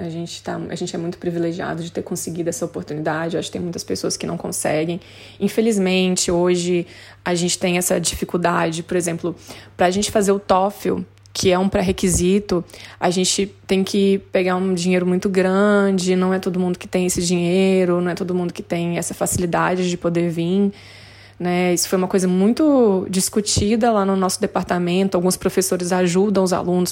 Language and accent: Portuguese; Brazil; moved away as an adult; now in Australia; Eu nunca saí do Brasil, nunca tinha saído do Brasil antes